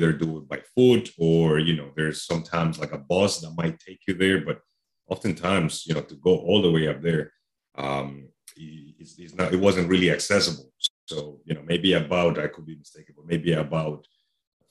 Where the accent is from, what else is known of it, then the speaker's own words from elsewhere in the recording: Medellin, Antioquia, Colombia; now in Illinois, United States; I live here. Yeah, but I was born and raised in Colombia, South America